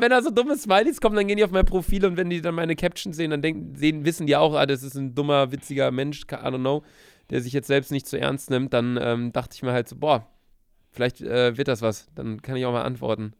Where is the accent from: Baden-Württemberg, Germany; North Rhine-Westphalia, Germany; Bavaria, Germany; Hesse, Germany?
North Rhine-Westphalia, Germany; Bielefeld; moved away as an adult; also born or lived in Cologne; now in Hamburg, Germany; war zu Hause bei uns in Bielefeld